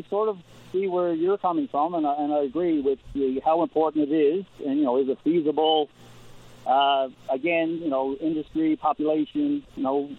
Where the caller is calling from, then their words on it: Newfoundland and Labrador, Canada; I'm calling in from Labrador West.